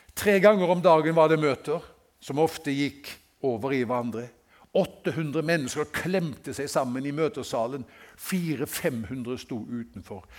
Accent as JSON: {"language": "Norwegian", "town": "Haugesund", "region": "Rogaland", "country": "Norway", "tie": "born or raised there", "said": "i Haugesund, hjembyen min"}